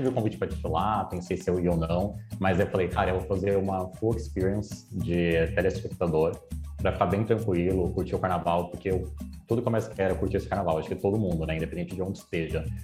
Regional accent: São Paulo, Brazil; now in Rio de Janeiro, Brazil; Sim, sou paulista, mas hoje eu moro no Rio.

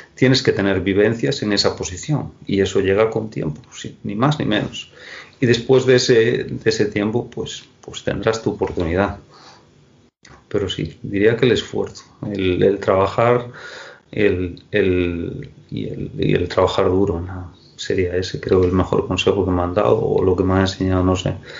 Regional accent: Moaña, Galicia, Spain; la gente de, de, de, Moaña, de mi, de, mi pueblo, me conoce todo el mundo

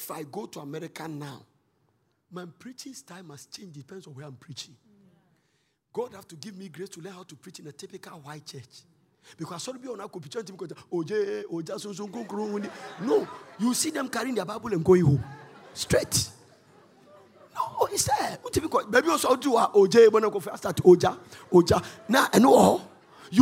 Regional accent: Ghana; I said, "Ghana."

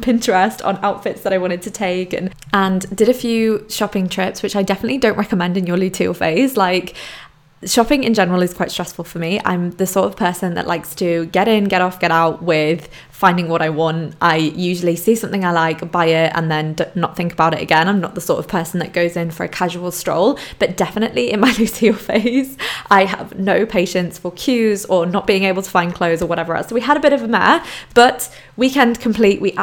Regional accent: Poland; moved away; growing up in Poland, going backwards and forwards to Poland

